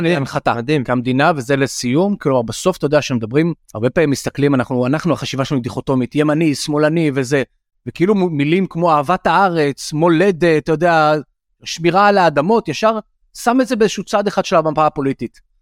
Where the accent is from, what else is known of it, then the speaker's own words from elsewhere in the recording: Tel Aviv, Tel Aviv District, Israel; גדלתי כל למשל בתל אביב, כל החיים